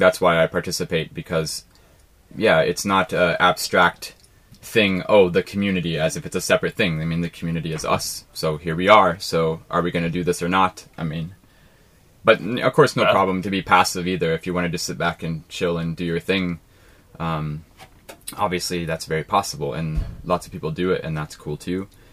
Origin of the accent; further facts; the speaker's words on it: Ohio, United States; moved away; I came from Ohio in America